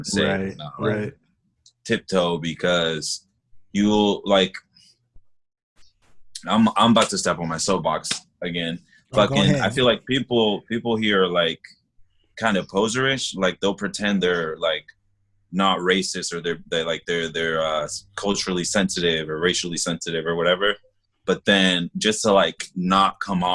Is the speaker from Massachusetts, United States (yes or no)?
yes; Boston, Massachusetts, United States; now in Columbus, United States; I'm originally from Boston, Massachusetts.